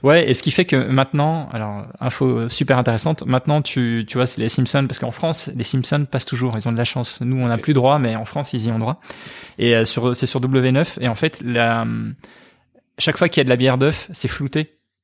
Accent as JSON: {"language": "French", "town": "Liège", "region": "Wallonia", "country": "Belgium", "tie": "born or raised there", "also_born_or_lived": "Charleroi", "said": "J'ai grandi en partie à Liège. De 7 ans à 12 ans, j'étais à, Liège"}